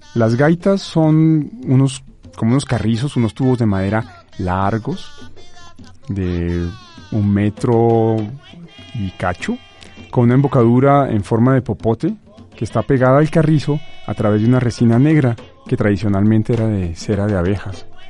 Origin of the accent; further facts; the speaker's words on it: Colombia; moved away as an adult; now in Mexico; de mi país natal, Colombia